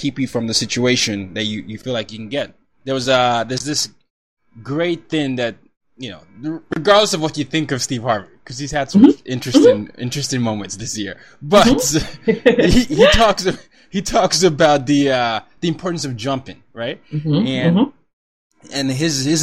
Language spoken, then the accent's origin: English; Nigeria; my background, I'm Nigerian